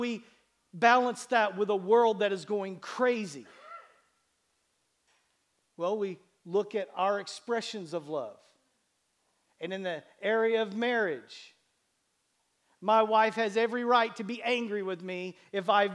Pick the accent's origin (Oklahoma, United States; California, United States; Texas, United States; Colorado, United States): Oklahoma, United States; Bartlesville; growing up in Bartlesville, Oklahoma